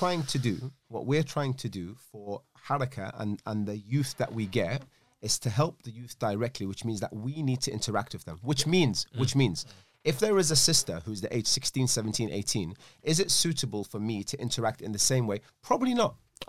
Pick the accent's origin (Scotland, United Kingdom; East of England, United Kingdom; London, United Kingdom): Scotland, United Kingdom; Glasgow; born there; accent: Scottish; I was born in Glasgow.